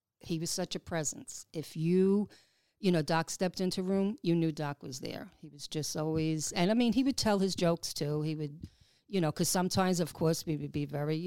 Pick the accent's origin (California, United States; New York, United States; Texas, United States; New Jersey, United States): New York, United States; you sound like you're from New York. I said, I am.